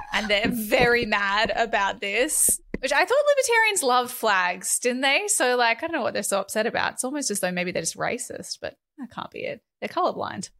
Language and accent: English; Northern Rivers, New South Wales, Australia; I was born and raised in the northern rivers of New South Wales